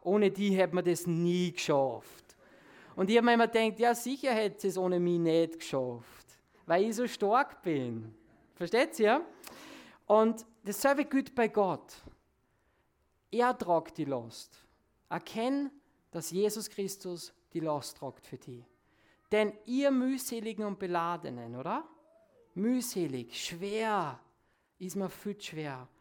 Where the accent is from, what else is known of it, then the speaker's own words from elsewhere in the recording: Salzburg, Austria; Bei uns in Salzburg